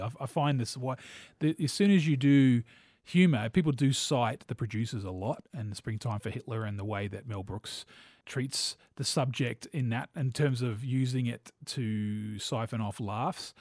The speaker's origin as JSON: {"language": "English", "country": "New Zealand", "tie": "born or raised there", "said": "I'm a New Zealander and so gro, a young boy in the eighties growing up in New Zealand"}